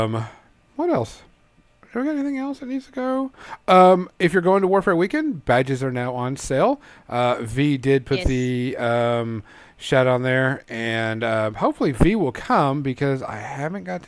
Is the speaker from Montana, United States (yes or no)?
no; Louisiana, United States; now in Arkansas, United States; It hasn't gotten super, super bad here in Arkansas, but I'm from Louisiana